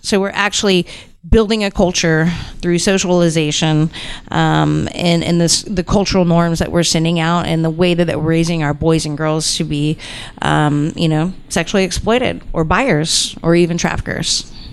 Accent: Houston, Texas, United States; I'm from Houston, Texas, born and raised in Houston, Texas

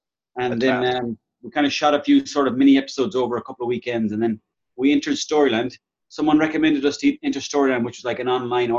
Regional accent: Mayo, Connacht, Ireland; moved away; I'm originally from Mayo. I'm a 34-year-old male

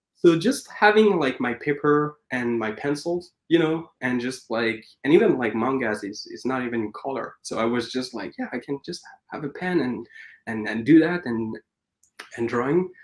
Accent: Paris, Île-de-France, France; moved away as an adult; now in Vancouver, Canada; I was born and raised in Paris

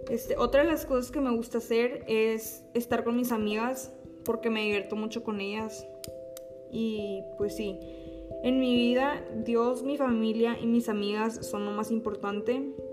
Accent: Monterrey, Nuevo León, Mexico; Yo nací aquí en Monterrey en el 2004.

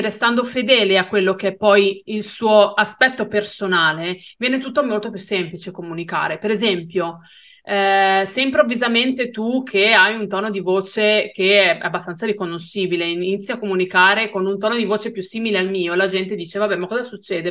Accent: Brianza, Lombardy, Italy; Io non sono veneta, sono brianzola

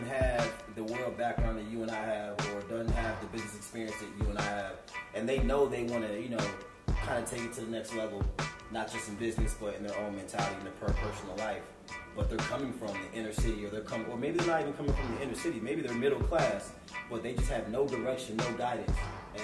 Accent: St. Louis, Missouri, United States; born or raised there

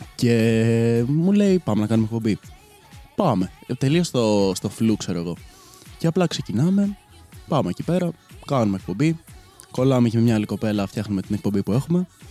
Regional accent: Koropi, Attica, Greece; moved away as an adult; now in Chania, Greece; δεν είμαι ακριβώ από Αθήνα, είμαι, το κοροπή είναι λίγο πιο έξω

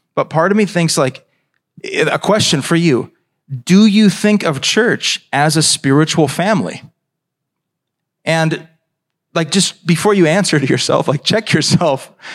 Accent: United States; as American Christians

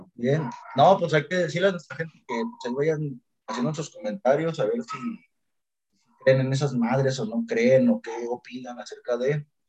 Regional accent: Mexico; aquí como mexicanos

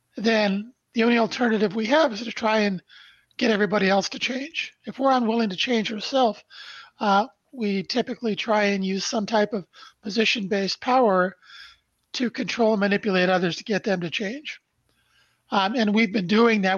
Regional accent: Brantford, Ontario, Canada; now in Toronto, Canada; I was born in Brantford, Ontario, Canada on December 1st, 1953. Our family lived in a small two bedroom post World War II bungalow where my mom and dad raised three boys.

